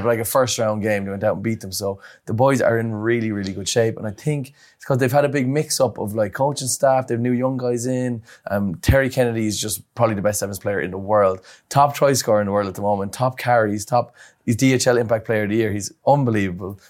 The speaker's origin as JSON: {"language": "English", "country": "Ireland", "said": "as an Irish lad"}